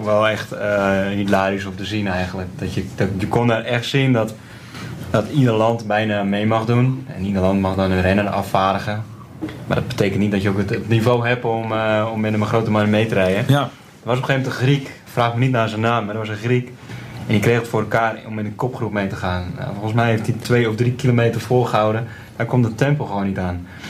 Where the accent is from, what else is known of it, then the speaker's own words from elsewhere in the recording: Netherlands; wij als Nederlanders